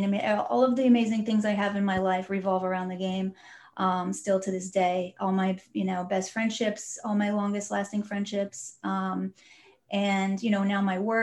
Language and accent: English; Southern California, United States; I grew up in Southern California